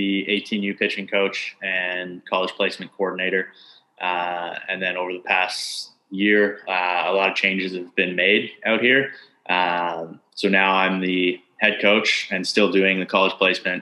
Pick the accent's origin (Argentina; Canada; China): Canada; moved away; being Canadian and dealing with visa issues